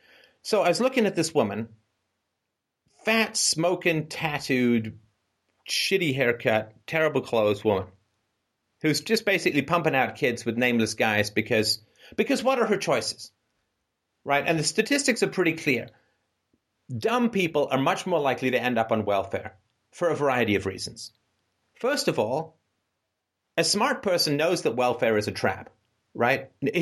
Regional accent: England, United Kingdom; also born or lived in Canada; I grew up poor in England. I grew up poor in Canada. I mean, we moved so many times.

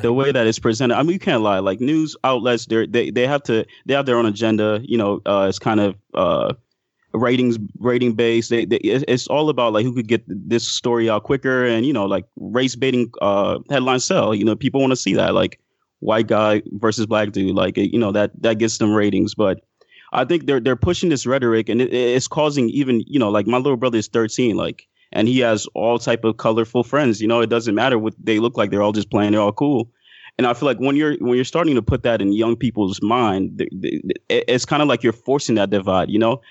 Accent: Miami, Florida, United States; also born or lived in Haiti; I'm from Miami, so, like, I was raised predominantly with minorities

